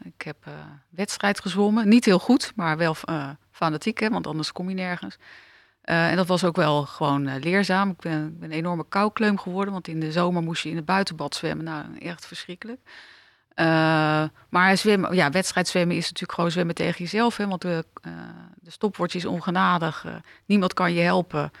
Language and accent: Dutch; The Hague, South Holland, Netherlands; ik ben eh, geboren in Den Haag, eh, stad achter de duinen, eh, stad met de toko's